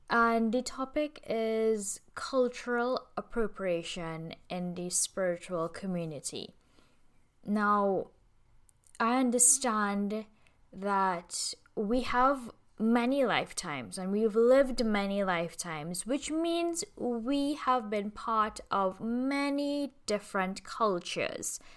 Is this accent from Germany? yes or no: no; Trinidad & Tobago; my life as an Indian woman in the Caribbean I'm like fifth sixth generation Trinidadian so being Caribbean is a huge part of my identity. Being from Trinidad and Tobago is my soul is steeped in it.